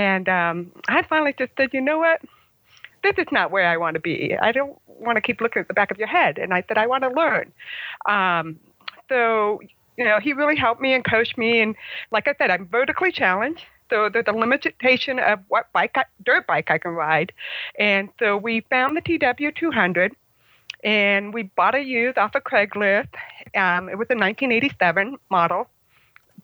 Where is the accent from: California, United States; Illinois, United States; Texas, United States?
California, United States; Oak Hills; I'm from Oak Hills, California